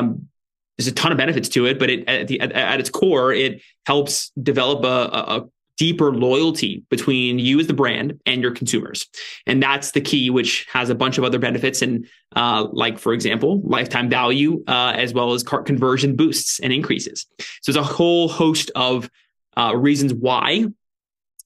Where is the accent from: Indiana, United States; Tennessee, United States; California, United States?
California, United States; Ventura; also born or lived in San Francisco area; now in San Francisco, United States; I'm in Ventura, California, which is actually where I grew up